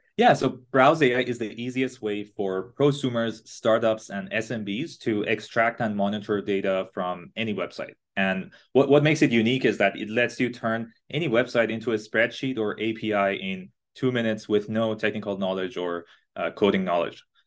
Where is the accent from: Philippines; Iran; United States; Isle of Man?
Iran; English is a second language; now in Canada; I was born and raised in Iran, in a smaller city in Iran